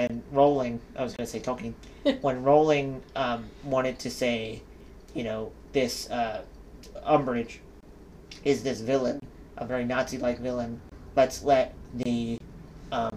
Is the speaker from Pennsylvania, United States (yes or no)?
yes; Philadelphia, Pennsylvania, United States; we're from Philadelphia